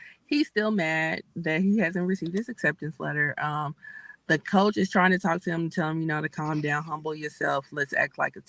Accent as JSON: {"language": "English", "region": "Midwest", "country": "United States", "said": "me being a Midwesterner"}